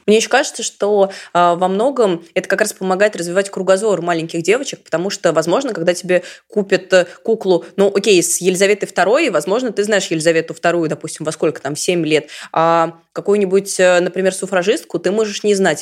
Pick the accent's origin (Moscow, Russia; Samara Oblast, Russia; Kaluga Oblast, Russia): Samara Oblast, Russia; Samara